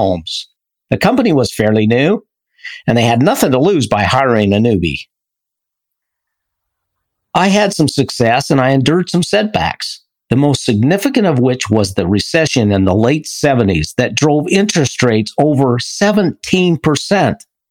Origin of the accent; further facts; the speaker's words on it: Idaho, United States; from Idaho